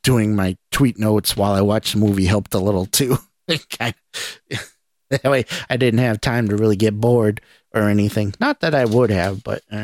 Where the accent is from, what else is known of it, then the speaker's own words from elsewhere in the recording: New England, United States; accent: New England; I'm from New England, I have an accent.